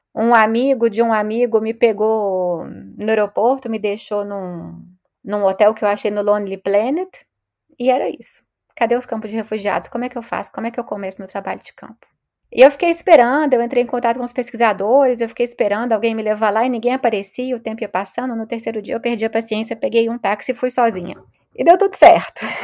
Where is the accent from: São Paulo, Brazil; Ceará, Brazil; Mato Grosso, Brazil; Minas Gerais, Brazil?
Minas Gerais, Brazil; Belo Horizonte; moved away as an adult; also born or lived in Rio de Janeiro; now in France; eu sou de Belo Horizonte